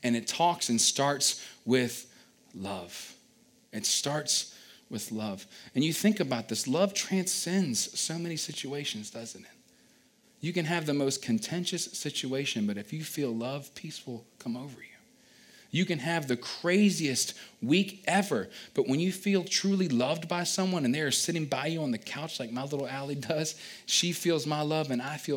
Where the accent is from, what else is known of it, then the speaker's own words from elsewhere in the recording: Culpeper, Virginia, United States; I grew up again down in Culpeper, Virginia